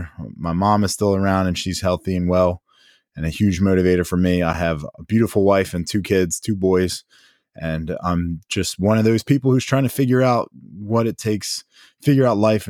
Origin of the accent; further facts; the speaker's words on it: Downingtown, Pennsylvania, United States; now in Maryland, United States; Where am I from? I'm from Downingtown, Pennsylvania. And now I live down here in Maryland.